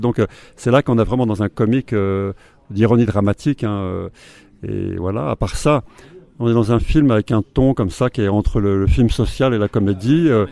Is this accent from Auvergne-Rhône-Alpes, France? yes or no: yes; Haute-Savoie, Auvergne-Rhône-Alpes, France; je suis né en Haute-Savoie